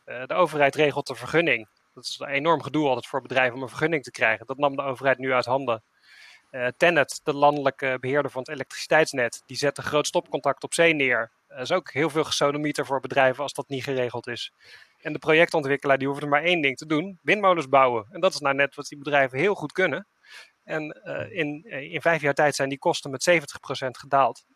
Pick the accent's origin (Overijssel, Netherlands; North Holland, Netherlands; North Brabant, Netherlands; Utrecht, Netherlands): Utrecht, Netherlands; ben ik Utrechter